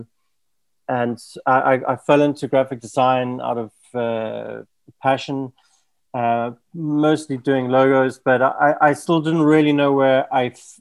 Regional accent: South Africa; also born or lived in Portugal; now in Lisbon, Portugal; I'm in Portugal, from South Africa. Lived in a few different countries, but I'm now living in Portugal, just outside of Lisbon.

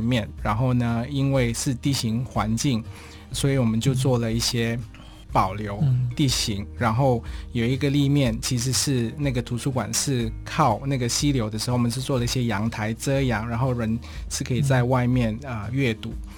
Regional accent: Malaysia; now in Taiwan; 我是马来西亚人，但是在台湾好像又不是外国人，因为看起来就跟台湾人长得一模一样

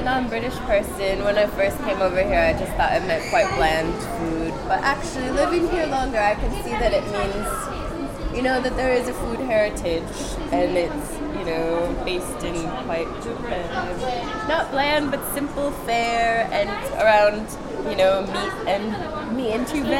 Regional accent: Minnesota, United States; moved away as an adult; now in Newcastle, United Kingdom; I'm from Minnesota in the US

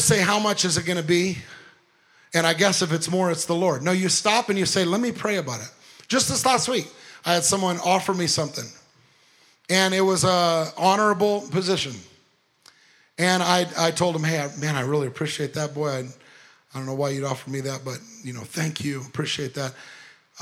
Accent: Long Beach, California, United States; moved away; Went to Long Beach, California, where I was born and raised in Long Beach, California

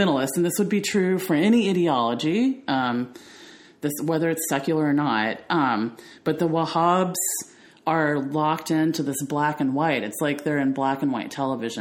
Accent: the South, United States; growing up in the South

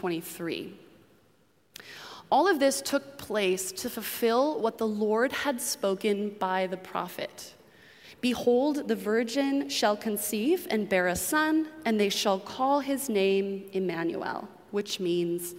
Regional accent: New England, United States; moved away; I grew up in New England

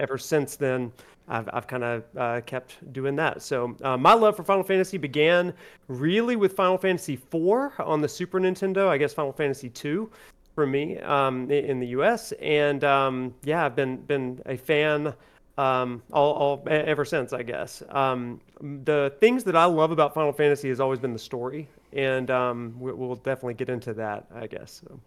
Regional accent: Alabama, United States; I grew up in Alabama, and I'm still in Alabama

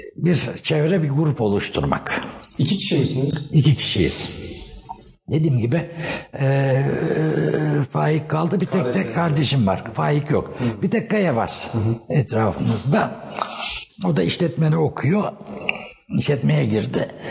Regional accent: Istanbul, Turkey; also born or lived in Eskişehir; ben e, Erenköy'de doğdum.

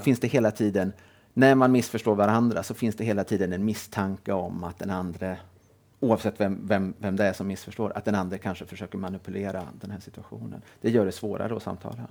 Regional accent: Helsingborg, Skåne, Sweden; Jag är född och uppvuxen i Helsingborg.

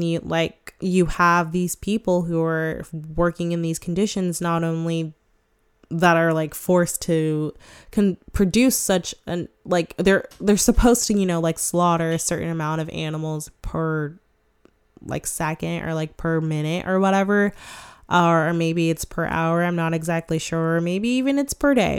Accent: United States; I mean, we're all American, so we all kind of have our own little like American ways.

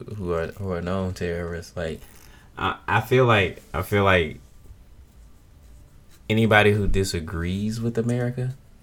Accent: United States; as an American.

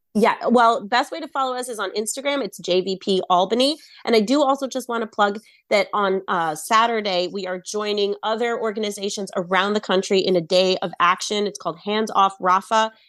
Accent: Israel; now in United States; I myself am an Israeli-American citizen. Uh, I grew up in Israel

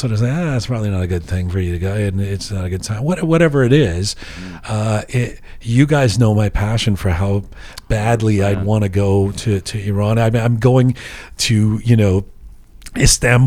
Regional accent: England, United Kingdom; now in Canada; Despite the fact that I'm a Canadian citizen, despite the fact that I was born in England, I'm a British Canadian citizen.

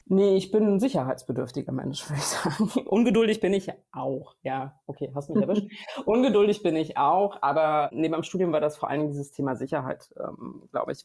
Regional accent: near Braunschweig, Lower Saxony, Germany; also born or lived in Harz, East Germany; ich habe dann meine prägenden Jahre in der Nähe von Braunschweig äh, so verbracht, so meiner die prägenden Jugendjahre

